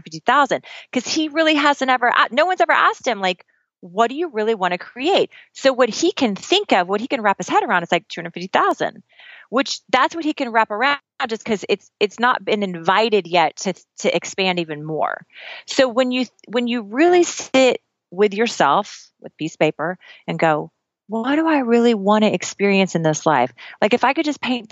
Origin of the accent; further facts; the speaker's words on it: Midwest, United States; also born or lived in Oklahoma; I'm from the Midwest. I'm from Kansas and Oklahoma. My little accent's going to come out now when I say